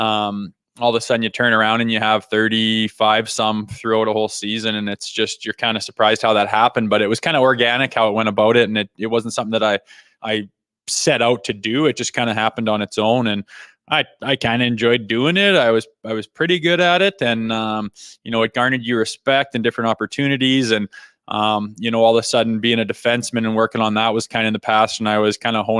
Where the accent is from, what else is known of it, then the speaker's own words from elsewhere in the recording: Western Canada, Canada; growing up in Western Canada here